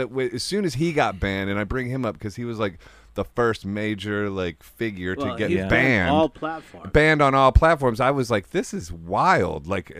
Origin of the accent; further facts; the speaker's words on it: Akron, Ohio, United States; Oh, yeah. I'm from Ohio